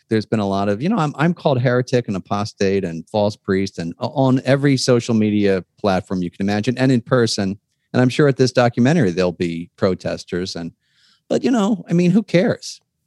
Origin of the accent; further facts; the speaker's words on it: Philadelphia, Pennsylvania, United States; I grew up in Philadelphia